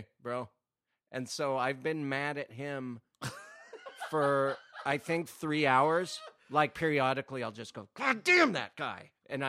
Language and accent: English; Montana, United States; moved away; I'm from Montana